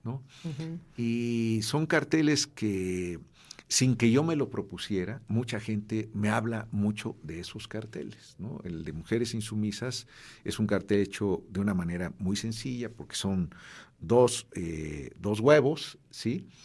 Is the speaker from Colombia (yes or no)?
no; Mexico City, Mexico; yo crecí en un barrio en la Ciudad de México